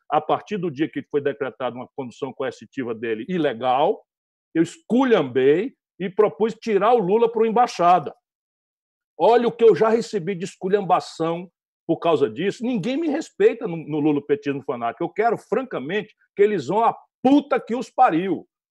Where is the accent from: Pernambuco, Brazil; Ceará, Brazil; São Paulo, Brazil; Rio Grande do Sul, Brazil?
Ceará, Brazil; interior of; eu sou daqui do Nordeste, embora tenha sido nascido no interior do Ceará